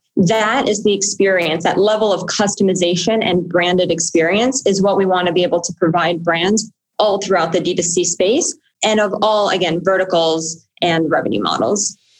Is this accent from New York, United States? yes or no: yes; New York City, New York, United States; I grew up on the Upper West Side of Manhattan